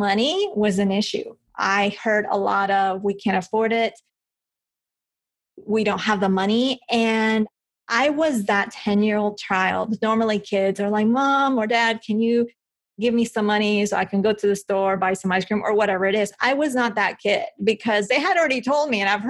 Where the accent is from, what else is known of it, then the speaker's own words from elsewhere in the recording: Bogotá, Colombia; now in United States; I'm from Colombia. I was born in Bogota.